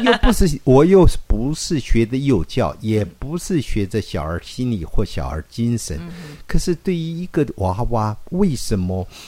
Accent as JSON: {"language": "Chinese", "country": "Taiwan", "tie": "born or raised there", "said": "我在乡下长大，嗯。我是一口台语"}